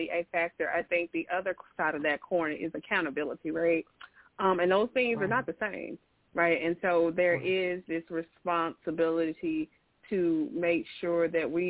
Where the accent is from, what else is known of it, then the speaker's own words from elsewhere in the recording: Birmingham, Alabama, United States; I am from Birmingham, Alabama